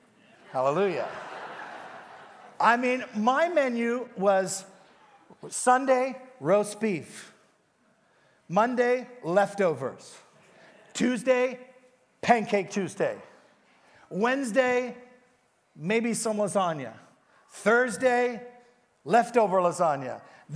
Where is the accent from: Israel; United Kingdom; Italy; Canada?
Canada; He goes, who are you? And I go, I'm a pastor from Canada.